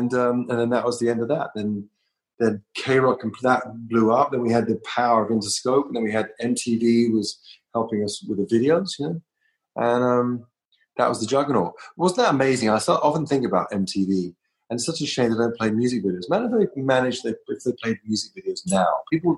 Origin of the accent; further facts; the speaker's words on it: London, United Kingdom; now in United States; To Trauma Records in the Valley, and I came from London.